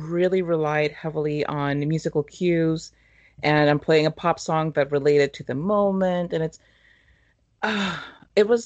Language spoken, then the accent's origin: English; Mexico; growing up in Mexico watching telenovelas